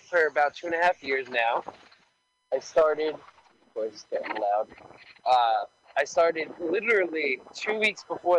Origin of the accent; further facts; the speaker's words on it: New York City, New York, United States; Yeah, so actually, I grew up in Staten Island